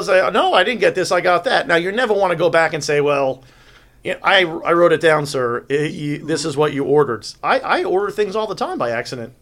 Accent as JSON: {"language": "English", "region": "New York", "country": "United States", "moved": "yes", "said": "I'm from New York originally"}